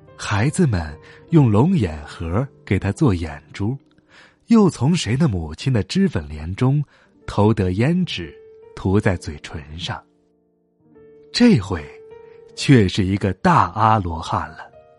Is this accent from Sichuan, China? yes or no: no; Hohhot, Inner Mongolia, China; 在呼和浩特，我的家乡